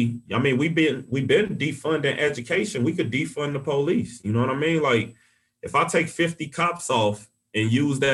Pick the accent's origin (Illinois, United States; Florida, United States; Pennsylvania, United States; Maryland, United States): Illinois, United States; Chicago; now in Saint Paul, United States; growing up in Chicago